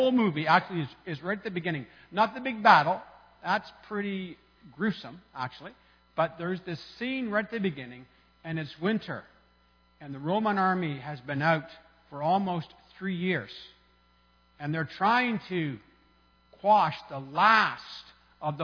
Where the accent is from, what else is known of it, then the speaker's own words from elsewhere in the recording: Canada; as a Canadian